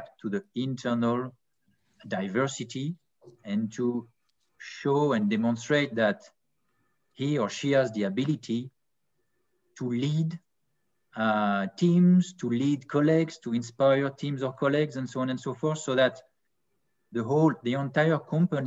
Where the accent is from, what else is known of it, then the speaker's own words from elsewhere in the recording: Annecy, Auvergne-Rhône-Alpes, France; also born or lived in French Riviera; I was born in Annecy in France, so it's near the Alps.